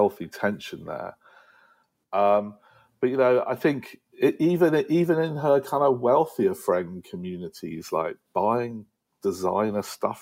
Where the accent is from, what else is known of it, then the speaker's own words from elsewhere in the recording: United Kingdom; now in United States; as a Brit